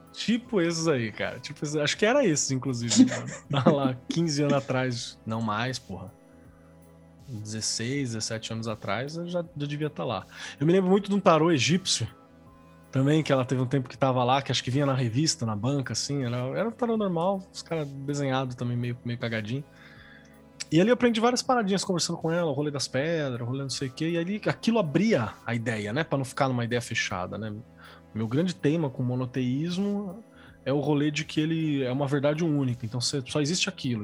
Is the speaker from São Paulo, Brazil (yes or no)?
yes; São Paulo, Brazil; also born or lived in Mauá; Eu nasci em São Paulo, na real, mas morei em Mauá por muito tempo.